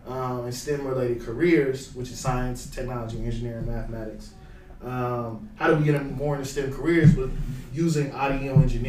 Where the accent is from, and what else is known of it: Cincinnati, Ohio, United States; born or raised there